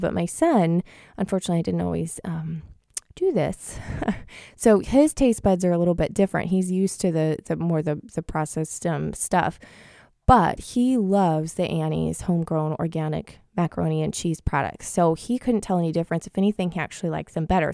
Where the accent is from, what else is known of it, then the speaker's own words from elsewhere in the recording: Washington, United States; Blaine, Washington, which is in my home state